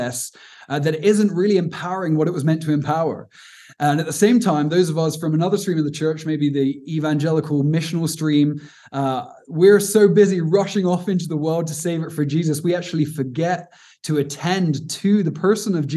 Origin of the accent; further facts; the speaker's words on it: Cornwall, South West England, United Kingdom; also born or lived in Aberdeen, Scotland; now in Cape Town, South Africa; I'm from the southwest of England, a little place called Cornwall, which is beautiful